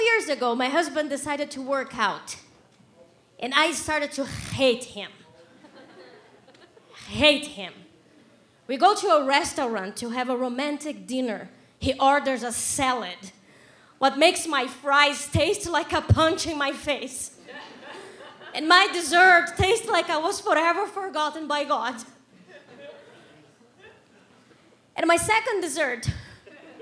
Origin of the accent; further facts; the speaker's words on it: Brazil; English is a second language; moved away as an adult; now in Canada; I'm from Brazil, that's why I have an accent